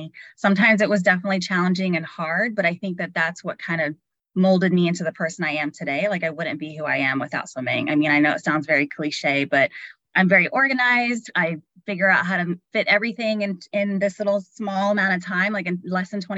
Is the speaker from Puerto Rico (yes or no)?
yes; San Juan, Puerto Rico; I grew up in San Juan, Puerto Rico, surrounded by beaches.